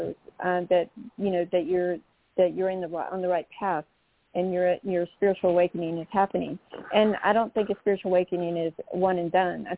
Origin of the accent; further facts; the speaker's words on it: North Carolina, United States; I come from North Carolina